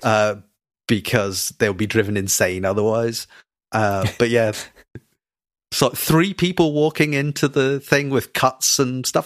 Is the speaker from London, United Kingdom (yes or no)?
no; Scotland, United Kingdom; I'm Scottish